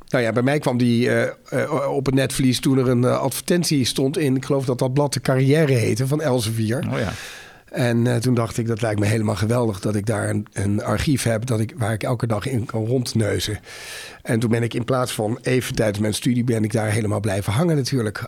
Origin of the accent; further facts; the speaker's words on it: Netherlands; als Nederlander ben ik sowieso al trots